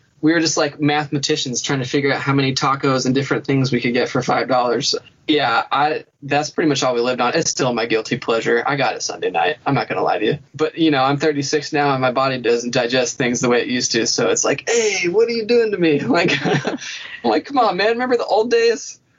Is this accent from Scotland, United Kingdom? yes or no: yes; Scotland, United Kingdom; Oh, yeah. Well, I am Scottish, so I think you're right.